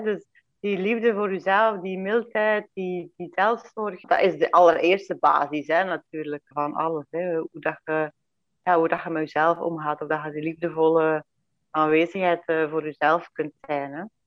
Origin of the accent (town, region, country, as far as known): Belgium; born or raised there; moved away as an adult; now in Domburg, Netherlands